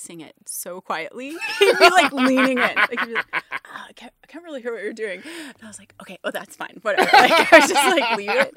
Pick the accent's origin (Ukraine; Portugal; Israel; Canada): Canada; also born or lived in Toronto / France; definitely can't speak German. I'm Canadian.